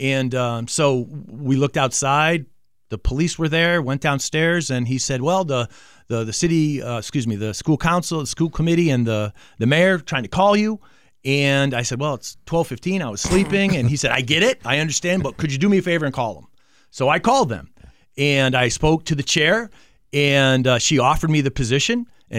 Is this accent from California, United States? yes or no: no; Manchester, Connecticut, United States; That's correct. I grew up in Manchester, Connecticut, went to East Catholic, played football at UMass.